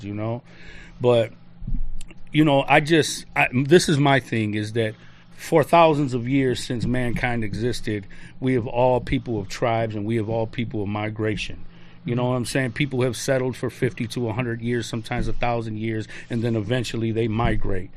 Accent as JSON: {"language": "English", "town": "Detroit", "region": "Michigan", "country": "United States", "tie": "born or raised there", "also_born_or_lived": "Chicago", "said": "I was born in Chicago, but I was raised in Detroit"}